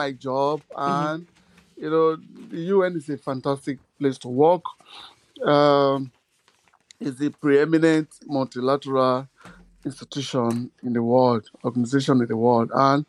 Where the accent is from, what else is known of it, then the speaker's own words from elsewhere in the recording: Nigeria; I'm from Nigeria